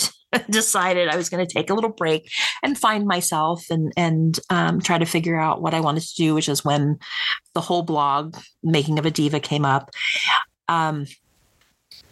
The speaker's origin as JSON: {"language": "English", "town": "Willingboro", "region": "New Jersey", "country": "United States", "tie": "born or raised there", "also_born_or_lived": "Hamilton, New Jersey", "moved": "as an adult", "lives_now": "Montana, United States", "said": "I was born and raised in South Jersey"}